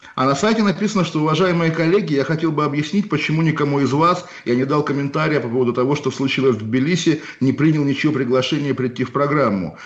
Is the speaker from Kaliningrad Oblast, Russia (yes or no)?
yes; Kaliningrad, Kaliningrad Oblast, Russia; у меня на родине в Калининграде